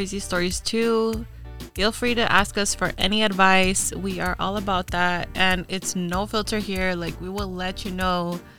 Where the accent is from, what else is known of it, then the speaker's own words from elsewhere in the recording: Orange County, California, United States; so we're from Orange County.